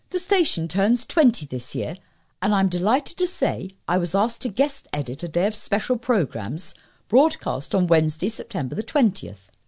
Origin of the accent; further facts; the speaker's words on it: East of England, United Kingdom; When I was a youngster growing up in Essex, I was sports mad.